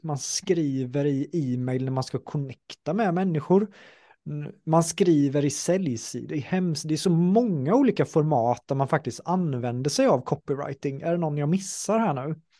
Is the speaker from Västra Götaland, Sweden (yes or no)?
no; Jönköping, Jönköping County, Sweden; jag är från Jönköping